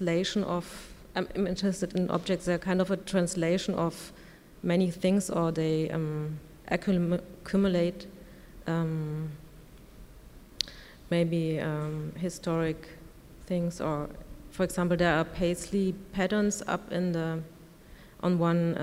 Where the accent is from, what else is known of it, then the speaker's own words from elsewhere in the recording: Stuttgart, Baden-Württemberg, Germany; I'm from Germany, Stuttgart.